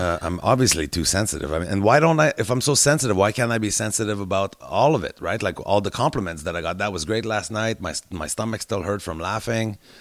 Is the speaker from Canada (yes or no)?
yes; Canada; I'm Canadian. I live in Canada during this thing.